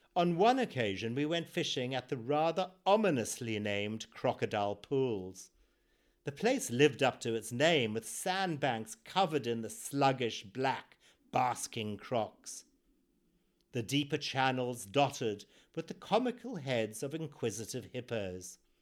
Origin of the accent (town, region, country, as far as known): Zimbabwe; born or raised there